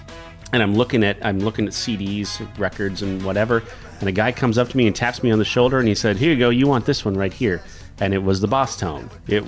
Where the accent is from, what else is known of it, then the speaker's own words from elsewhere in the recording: Lawrence, Kansas, United States; moved away as an adult; also born or lived in Manhattan, Kansas; now in Omaha, United States; I grew up around Lawrence, Kansas. Spent a ton of time there.